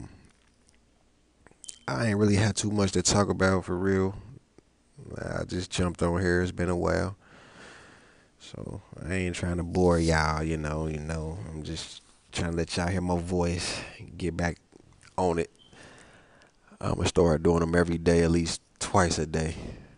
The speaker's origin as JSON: {"language": "English", "town": "Cincinnati", "region": "Ohio", "country": "United States", "said": "I'm from Cincinnati"}